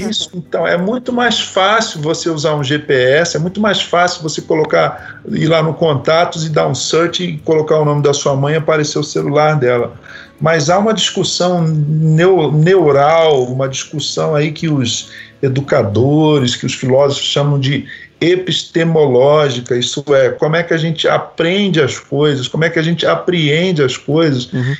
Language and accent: Portuguese; Rio de Janeiro, Brazil; moved away as an adult; now in São Paulo, Brazil; no bairro que eu cresci no Rio de Janeiro